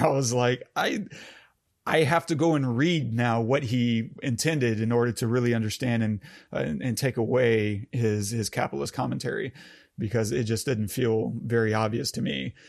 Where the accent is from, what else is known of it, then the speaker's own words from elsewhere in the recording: United States; as an American